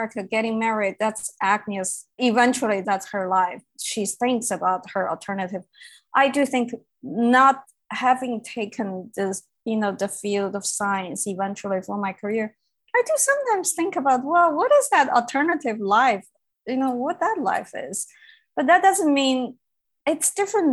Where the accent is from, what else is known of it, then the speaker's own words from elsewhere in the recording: Beijing, China; moved away; I grew up in Beijing